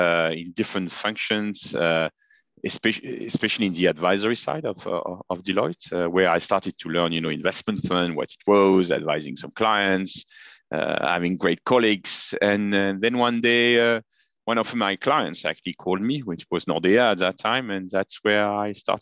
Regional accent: east side of France, eastern France, France; moved away as an adult; also born or lived in Paris, France; now in Luxembourg; I'm born in the east side of France. So I've never born very far away from the Grand Duchy.

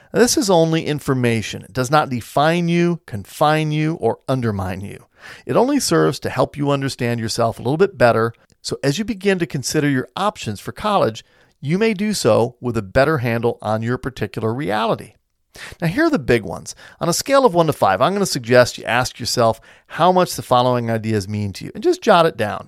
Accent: United States

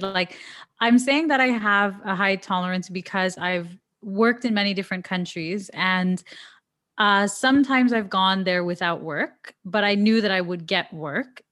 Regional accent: Toronto, Ontario, Canada; now in Dubai, United Arab Emirates; I'm from Toronto

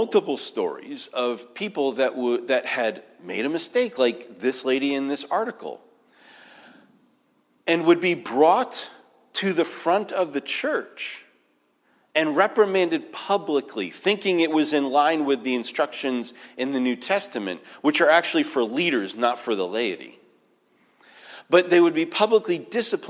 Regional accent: New England, United States; moved away; I'm from New England

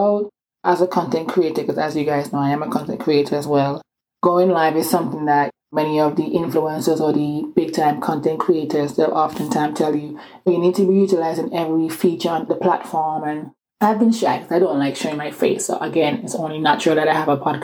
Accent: Antigua & Barbuda; accent: island accent; also born or lived in England; now in Atlanta, United States; I grew up in this small Caribbean island called Antigua

